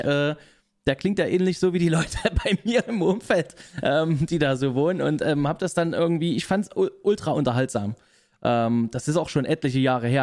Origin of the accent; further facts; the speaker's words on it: Leipzig, Saxony, Germany; ich komme aus Leipzig, bin dort geboren, aufgewachsen und immer noch äh, in Wohnhaft dort